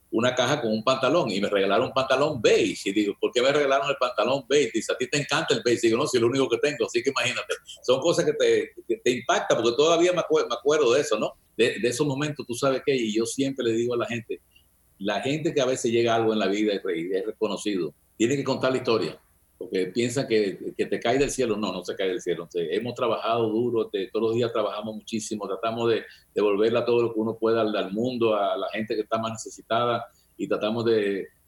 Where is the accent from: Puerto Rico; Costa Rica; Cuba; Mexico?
Cuba; now in United States; oye, yo tenía, cuando llegué de Cuba, yo no tenía un cinto, no tuve que durante un año.